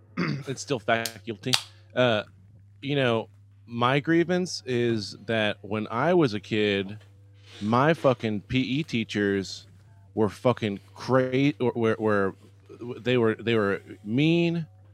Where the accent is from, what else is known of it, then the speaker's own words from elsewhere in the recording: Canyon Lake, Texas, United States; Yeah, I mean, like, we live in the South. I mean, people got mullets and stuff like that. We grew up in Canyon Lake.